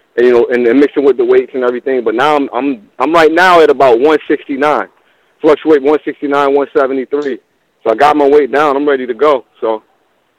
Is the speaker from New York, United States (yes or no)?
yes; New York, United States; also born or lived in Northern Virginia; now in Virginia, United States; I'm from New York, but I'm in VA right now. I'm in Northern Virginia, like 15 minutes out from DC